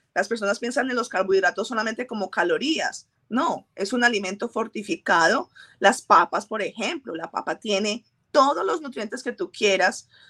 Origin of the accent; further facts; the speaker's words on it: Colombia; moved away; nací en Colombia, fui, fui criada de una forma específica